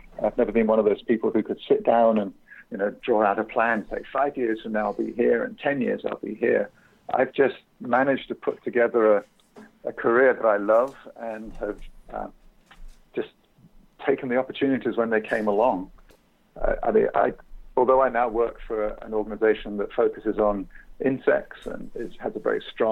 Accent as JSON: {"language": "English", "country": "United Kingdom", "also_born_or_lived": "England / Essex", "moved": "as an adult", "lives_now": "United States", "said": "I'm from Britain, been living here in the United States for 17 or 18 years now"}